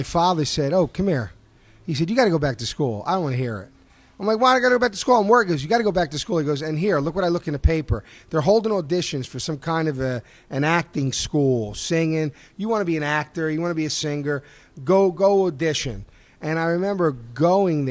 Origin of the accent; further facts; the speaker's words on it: Philadelphia, Pennsylvania, United States; I'm like from South Philly.